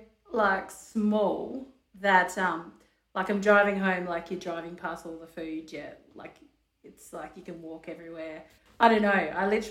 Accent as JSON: {"language": "English", "town": "Hobart", "region": "Tasmania", "country": "Australia", "tie": "born or raised there", "said": "I'm from Hobart in Tasmania, so I've grown up here most of my life"}